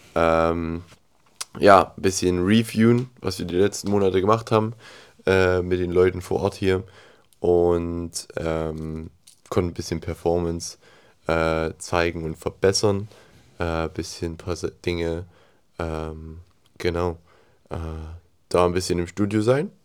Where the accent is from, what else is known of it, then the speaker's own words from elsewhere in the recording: Germany; als Deutscher